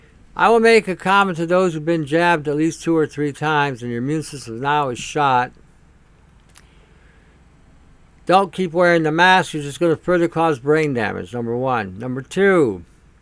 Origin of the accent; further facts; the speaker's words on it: Canada; as a Canadian